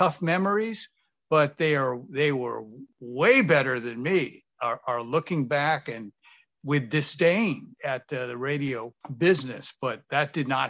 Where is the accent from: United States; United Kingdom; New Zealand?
United States; Sacramento, California; I grew up here. This is my hometown.